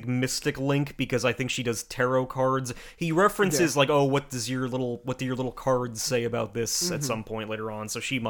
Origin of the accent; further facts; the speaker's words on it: Ireland; But I'm Irish, so.